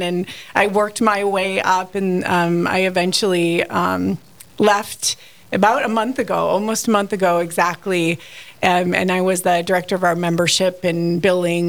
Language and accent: English; Washburn, North Dakota, United States; now in Fargo, United States; I grew up in Washburn, North Dakota. I was born and raised there, came to Fargo for school 30 years ago, and stayed